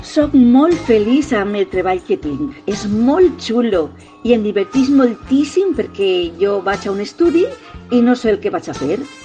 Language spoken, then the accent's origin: Catalan; Alboraia, Valencian Community, Spain; al País Valencià, al meu poble, al Boralla